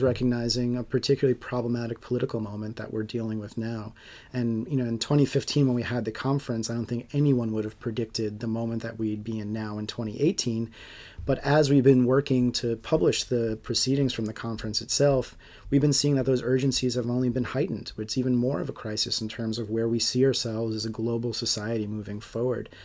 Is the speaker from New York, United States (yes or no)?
yes; Long Island, New York, United States; I grew up on Long Island